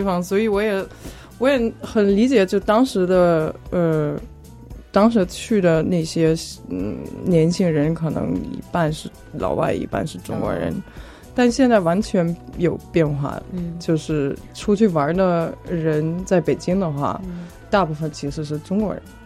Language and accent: Chinese; suburbs of Frankfurt, Hesse, Germany; moved away; 其实我也不是法兰克福市中心出生的长大的，我也是在郊区嗯。长大的